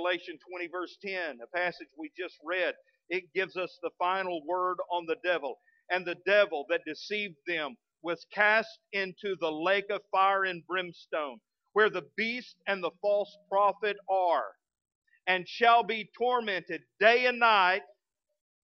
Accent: West Texas, United States; now in Fort Smith, United States; As a kid growing up in West Texas, I was raised in a premillennial preaching church

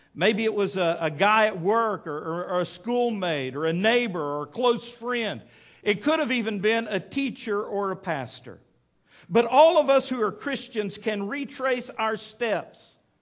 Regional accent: Midland, Texas, United States; growing up in Midland, Texas

